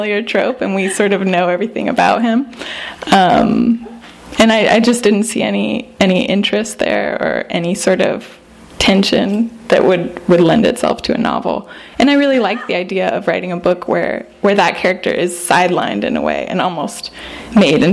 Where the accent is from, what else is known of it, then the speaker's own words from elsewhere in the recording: Sonoma County, Northern California, United States; I'm from Northern California, Sonoma County